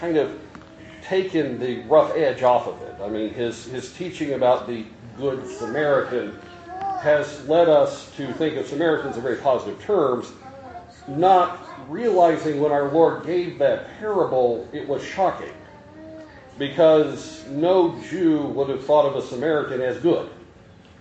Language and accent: English; Kentucky, United States; moved away as an adult; also born or lived in Iowa; I was from Kentucky, and we Kentuckians tend to talk about God at God times